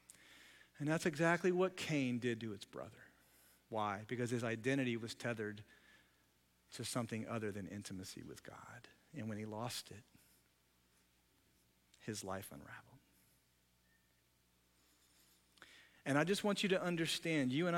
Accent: United States; I grew up in America

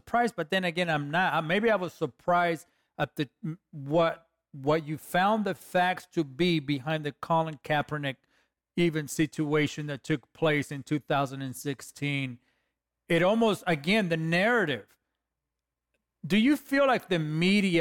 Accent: Los Angeles, California, United States; I'm a kid from East LA.

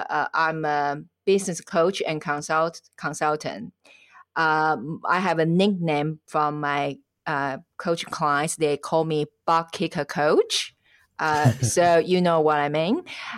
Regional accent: Taiwan; English is a second language; now in Switzerland; I am originally from Taiwan, and at the moment I live in Switzerland. It's because my husband's Swiss.

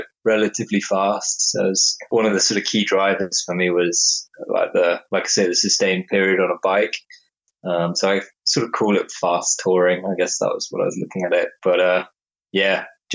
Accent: England, United Kingdom; now in Bristol, United Kingdom

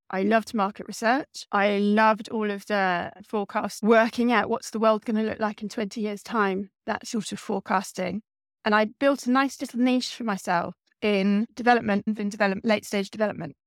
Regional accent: East Anglia, East of England, United Kingdom; I grew up in East Anglia and I wanted to stay in East Anglia

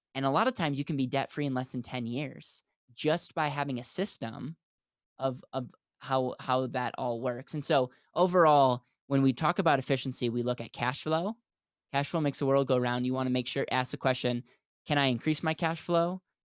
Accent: Wisconsin, United States; now in Denver, United States; I'm from the States, I grew up in Wisconsin, and now live in Denver, Colorado

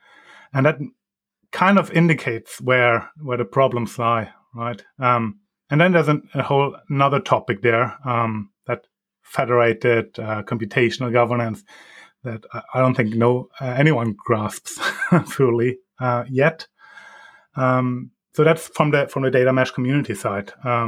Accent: Germany; English is a second language; moved away as an adult; now in Norway; I'm originally from Germany, and 15 years ago, I moved to Norway to live there for half a year, learn a new language.

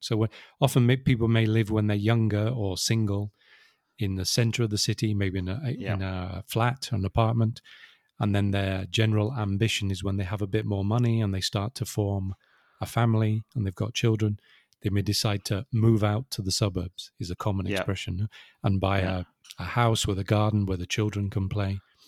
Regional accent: Wirral, North West England, United Kingdom; So it's much easier to say I grew up in Liverpool, which is not strictly true, but very close, sort of 10, 15 kilometers away.

